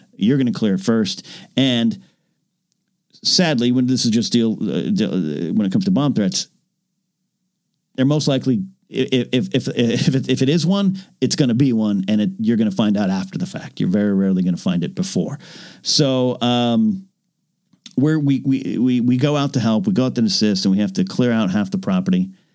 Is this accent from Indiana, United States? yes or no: no; San Luis Obispo County, California, United States; my hometown just kind of went on the same kind of partial kind of not lockdown, but clamp down is I think the correct way to say it. San Luis Obispo County